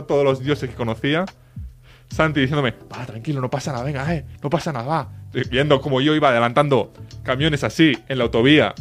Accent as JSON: {"language": "Spanish", "town": "Reus", "region": "Catalonia", "country": "Spain", "said": "Más, más para el norte, más para el norte. De, de, de, Tarragona, de Reus"}